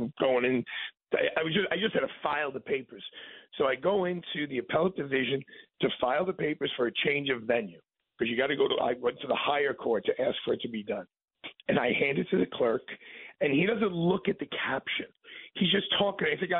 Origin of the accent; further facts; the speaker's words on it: New York City, New York, United States; I'm from Brooklyn